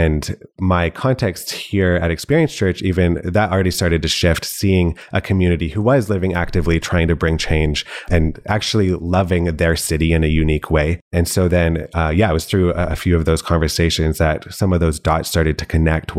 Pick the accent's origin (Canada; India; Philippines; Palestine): Canada; now in Calgary, Canada; So I'm not actually from Calgary. It is home now. Been here a couple of years, but grew up in a few different provinces, as well as even a couple of different states.